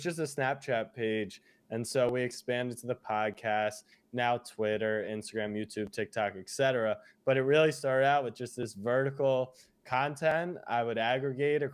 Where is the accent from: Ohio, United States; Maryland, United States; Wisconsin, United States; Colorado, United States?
Maryland, United States; Baltimore; moved away as an adult; also born or lived in Austin, Texas; now in New York, United States; I am originally from Baltimore, Maryland. That's where I grew up.